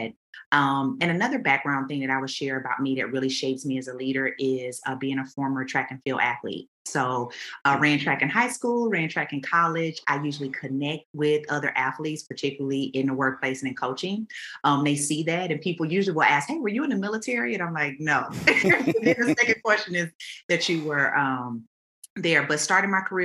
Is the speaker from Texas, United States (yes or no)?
yes; Houston, Texas, United States; I'm originally from Houston